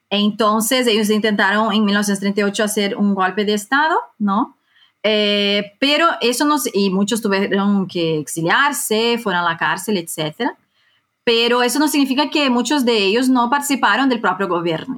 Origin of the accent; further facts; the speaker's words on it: Brazil; moved away as an adult; now in Madrid, Spain; yo soy eh, brasileña, aunque recientemente también eh, tengo la nacionalidad española. Yo vivo hace 10 años en España